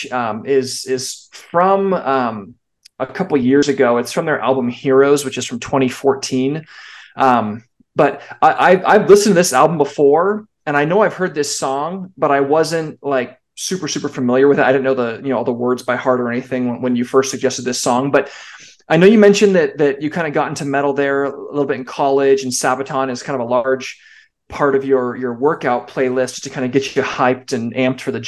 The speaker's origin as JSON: {"language": "English", "region": "California", "country": "United States", "tie": "born or raised there", "said": "I grew up in California"}